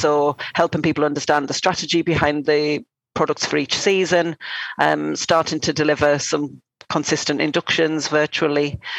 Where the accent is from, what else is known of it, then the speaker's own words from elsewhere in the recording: North East England, United Kingdom; now in London, United Kingdom; I'm not from London. I'm from the northeast of England.